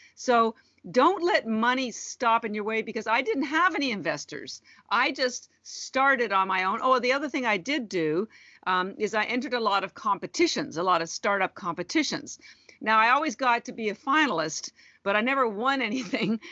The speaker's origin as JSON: {"language": "English", "country": "Canada", "also_born_or_lived": "Vancouver, Canada", "moved": "yes", "lives_now": "Boston, United States", "said": "I'm Canadian and originally and, and have lived in Vancouver"}